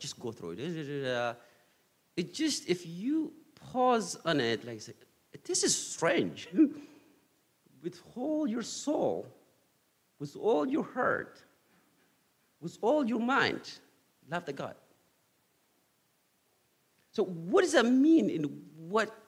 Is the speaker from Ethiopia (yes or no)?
yes; Ethiopia; now in United States; my experience growing up in Ethiopia first, and then after I moved to U.S. here.